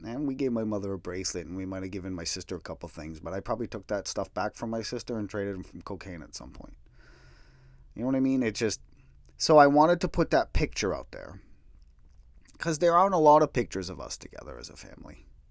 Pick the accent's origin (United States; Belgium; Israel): United States; New England; my hometown, but it was tough